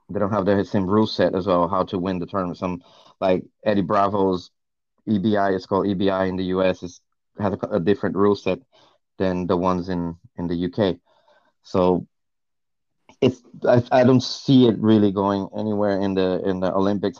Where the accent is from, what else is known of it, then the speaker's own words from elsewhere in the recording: Northeast Region, Brazil; moved away as an adult; also born or lived in United States; now in United Kingdom; my hometown in Brazil, in the northeast of Brazil